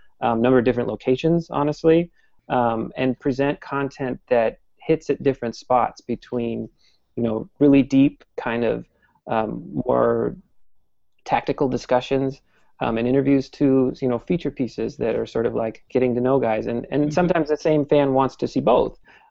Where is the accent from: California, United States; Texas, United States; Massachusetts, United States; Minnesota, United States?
Minnesota, United States; Minneapolis; moved away as an adult; also born or lived in New York; now in Portland, United States; I grew up in Minneapolis, so I was a Twins fan